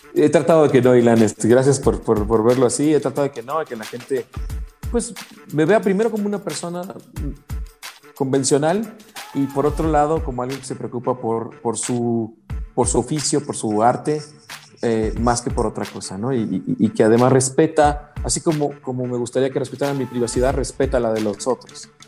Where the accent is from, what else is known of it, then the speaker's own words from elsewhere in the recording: Mexico; como mexicanos